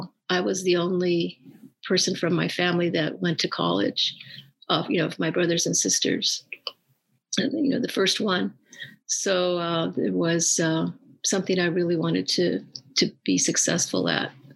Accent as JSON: {"language": "English", "town": "La Puente", "region": "California", "country": "United States", "tie": "born or raised there", "also_born_or_lived": "East Los Angeles", "said": "Our family moved to San Gabriel Valley when I was in about third grade. And we grew up in La Puente"}